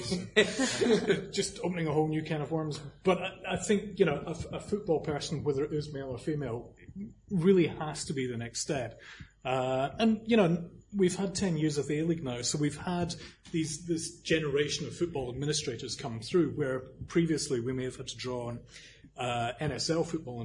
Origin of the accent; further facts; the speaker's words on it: Scotland, United Kingdom; now in Sydney, Australia; I am Scottish